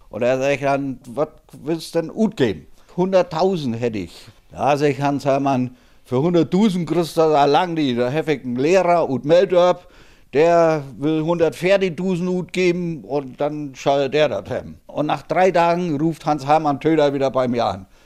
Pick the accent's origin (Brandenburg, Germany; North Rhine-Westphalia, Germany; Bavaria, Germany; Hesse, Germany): Bavaria, Germany; born there; now in Schleswig-Holstein, Germany; bin geborener Mittelfranke. Aber ich bin seit 1974 in Schleswig-Holstein.